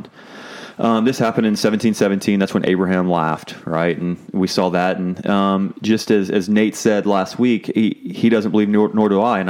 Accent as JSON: {"language": "English", "region": "Texas", "country": "United States", "said": "I'm from Texas"}